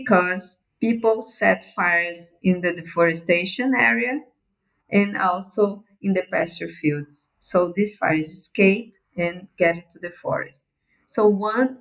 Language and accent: English; Belém, Pará, Brazil; I'm from the Amazon. So I was born in Belém, which is one of the biggest cities of the Amazon